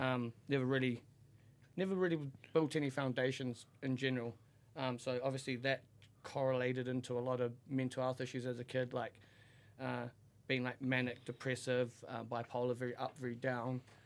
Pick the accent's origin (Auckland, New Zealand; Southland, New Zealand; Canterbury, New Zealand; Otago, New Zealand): Auckland, New Zealand; I grew up in a, the biggest town in New Zealand, Auckland